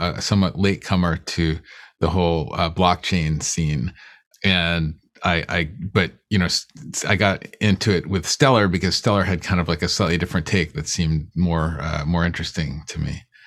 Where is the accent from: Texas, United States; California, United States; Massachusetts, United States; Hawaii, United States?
Massachusetts, United States; Boston; I grew up in in Boston. And well, when I was like, you know, I moved there when, when I was about 10 years old